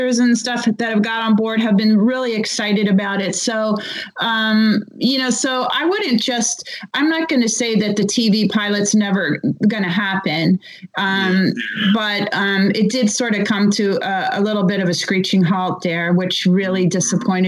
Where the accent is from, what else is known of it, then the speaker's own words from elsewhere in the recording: Cleveland, Ohio, United States; I grew up in Cleveland, but I was like a really little girl in the 1960s